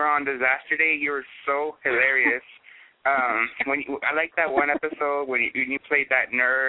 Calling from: Pasadena, Texas, United States; Hi, I'm calling from Pasadena, Texas.

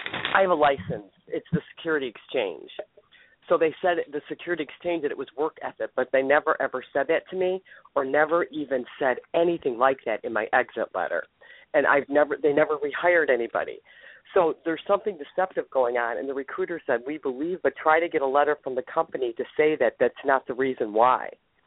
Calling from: Ohio, United States

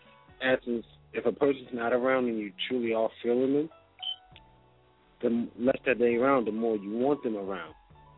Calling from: Charleston, United States; I'm calling from Charleston

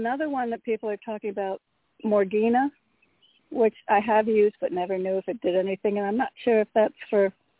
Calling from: Connecticut, United States; Hello, Toni. … from Connecticut.

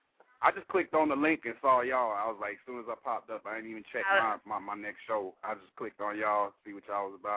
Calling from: Augusta, Georgia, United States; I'm in Augusta, Georgia right now, by the way, Atlanta.

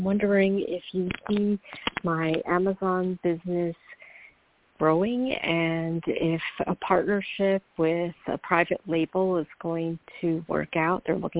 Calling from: New York, United States; calling from New York.

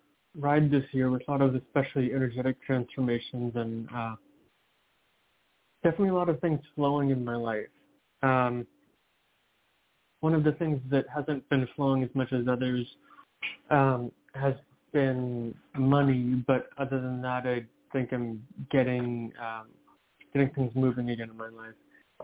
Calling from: Seattle, Washington, United States; I'm calling from Seattle.

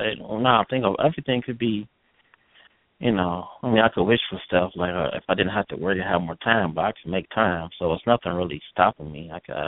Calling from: Cleveland, Ohio, United States; calling. Cleveland

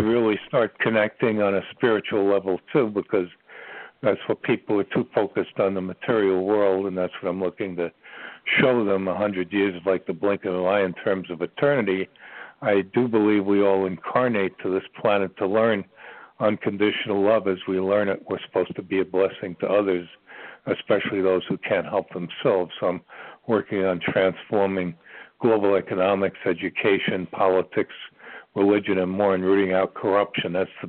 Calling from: Ashland, Virginia, United States; I'm calling from the center of the universe. That's what they call Ashland, Virginia, believe it or not.

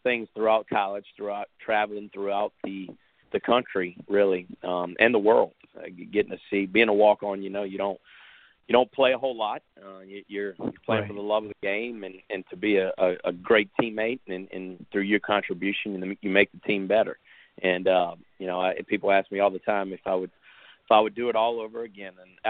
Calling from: Baton Rouge, Louisiana, United States; Baton Rouge, Louisiana.

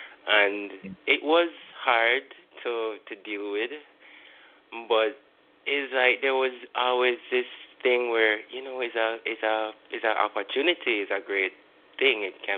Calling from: Kingston, Jamaica; I'm calling from Kingston, Jamaica

